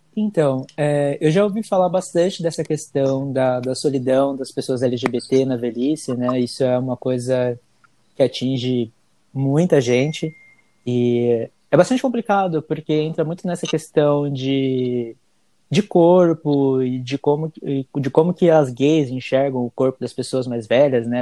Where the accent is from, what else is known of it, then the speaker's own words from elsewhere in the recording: São Paulo, Brazil; also born or lived in Bahia; now in United States; eu nasci na Bahia, no interior da Bahia, mas eu fui criado desde os três meses de idade na, em São Paulo